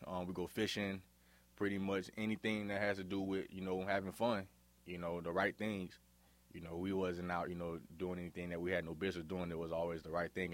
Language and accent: English; Miami, Florida, United States; now in Forest City, United States; growing up in Miami, I, I had a pretty good life